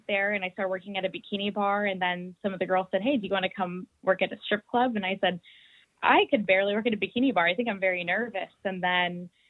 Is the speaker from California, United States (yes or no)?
yes; San Francisco, California, United States; moved away as an adult; now in Ireland; I am originally from the San Francisco Bay Area